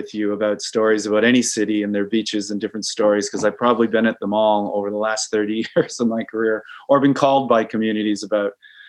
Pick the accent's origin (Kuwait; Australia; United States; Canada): Canada; Great Lakes; Maybe because I grew up in the Great Lakes, I love the ocean.